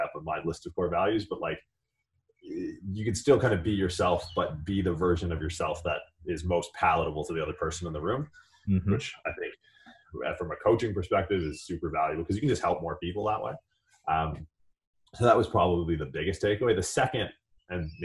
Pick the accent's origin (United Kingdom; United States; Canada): Canada; moved away; I grew up in Canada.